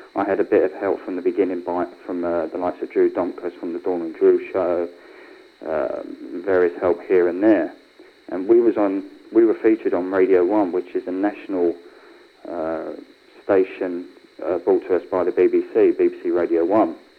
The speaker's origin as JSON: {"language": "English", "region": "London", "country": "United Kingdom", "tie": "born or raised there", "accent": "Cockney", "said": "growing up in a place like London"}